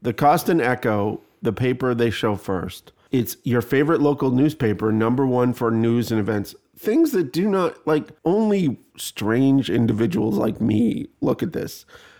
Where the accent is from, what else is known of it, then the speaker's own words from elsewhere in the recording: Canada; I'm Canadian, so I'm close to being British things that Canadians do. There was lawn bowling in the town I grew up with, all the towns that I grew up in, and they all wore white.